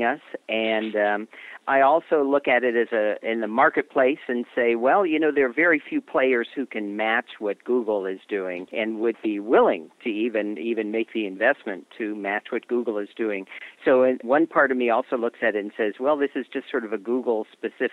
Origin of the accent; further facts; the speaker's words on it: Los Angeles, California, United States; moved away; I really recently relocated to my hometown of Los Angeles